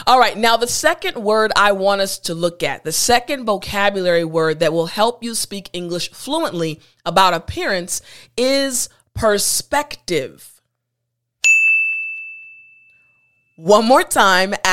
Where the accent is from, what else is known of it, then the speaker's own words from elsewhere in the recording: United States; As an American, as an African-American woman